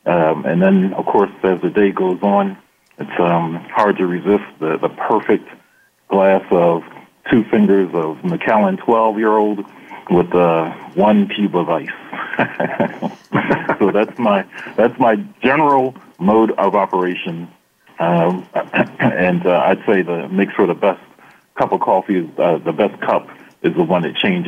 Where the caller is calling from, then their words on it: Philadelphia, Pennsylvania, United States; Well, I'm calling you from the Philadelphia area.